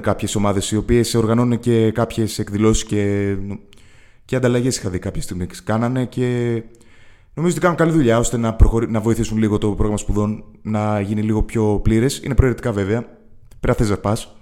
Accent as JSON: {"language": "Greek", "town": "Athens", "region": "Attica", "country": "Greece", "tie": "born or raised there", "moved": "as an adult", "lives_now": "Thessaloniki, Greece", "said": "είμαι, από την Αθήνα, έχω μεγαλώσει στην Αθήνα, είναι η πόλη μου"}